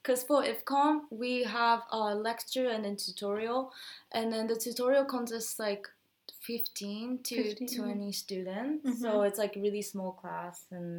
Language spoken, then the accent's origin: English; Tokyo, Japan; moved away as an adult; also born or lived in Arizona, United States; now in Rotterdam, Netherlands; I was born and raised in Tokyo, Japan, so I've only gone to public school. But in my last year of high school, I went to United States as an exchange student, so I lived in Arizona for 10 months